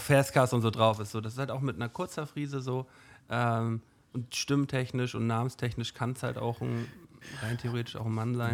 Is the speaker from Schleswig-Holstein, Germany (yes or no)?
yes; Flensburg, Schleswig-Holstein, Germany; woher wissen die denn, dass wir aus Flensburg kommen?